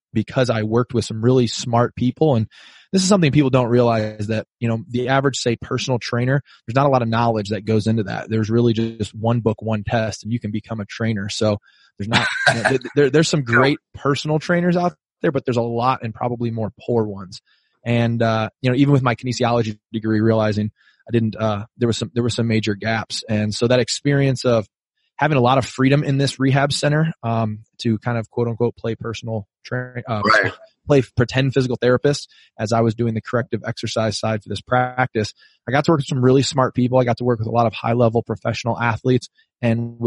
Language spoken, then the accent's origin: English; Rock Island, Illinois, United States; moved away as an adult; now in San Diego, United States; I'm from Rock Island, Illinois